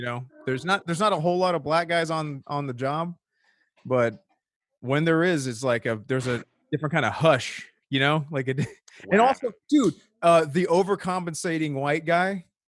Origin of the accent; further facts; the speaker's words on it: Norco, California, United States; I grew up in Norco, where it was all the yeehaw white people you could ask for.